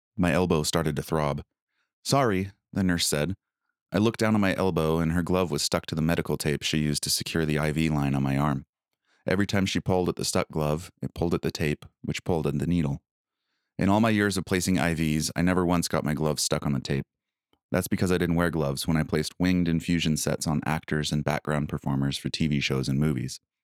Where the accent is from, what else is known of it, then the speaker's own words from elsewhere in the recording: United States; moved away as an adult; also born or lived in Blaine, Washington; my home country felt like a foreign, war-torn land